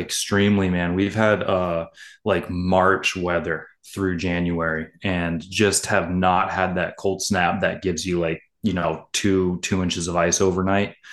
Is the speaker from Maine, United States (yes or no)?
yes; Maine, United States; growing up here as a kid